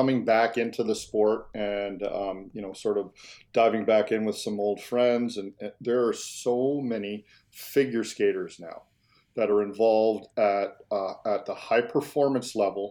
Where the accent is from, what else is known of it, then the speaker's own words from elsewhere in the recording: Canada; being a Canadian kid, it started very, very young, on skates at two, learned to skate in the backyard.